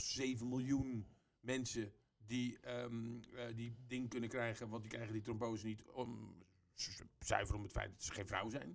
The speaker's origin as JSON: {"language": "Dutch", "country": "Netherlands"}